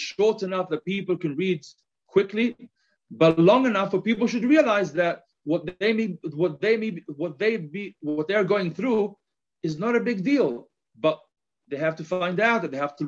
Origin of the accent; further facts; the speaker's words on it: Gibraltar; accent: a little bit of my English accent. But on the other hand, you may also note a little bit of a Spanish accent; now in Jerusalem, Israel; I'm originally from Gibraltar